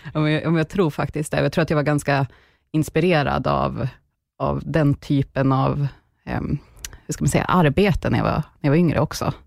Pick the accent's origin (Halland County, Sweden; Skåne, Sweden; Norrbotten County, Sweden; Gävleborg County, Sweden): Gävleborg County, Sweden; Bollnäs; now in Stockholm, Sweden; Jag är uppväxt i en eh, stad faktiskt i mitten av Sverige som heter Bollnäs.